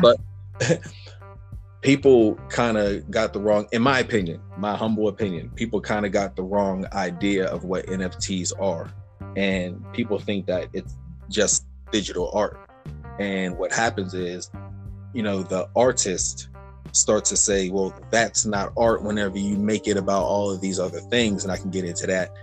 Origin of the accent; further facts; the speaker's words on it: Pittsburgh, Pennsylvania, United States; I'm from Pittsburgh, Pennsylvania